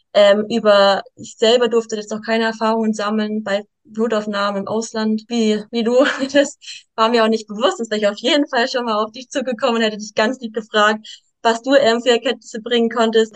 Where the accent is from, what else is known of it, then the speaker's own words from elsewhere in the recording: Stuttgart, Baden-Württemberg, Germany; Ich bin aus Stuttgart, bin sechsundzwanzig Jahre jung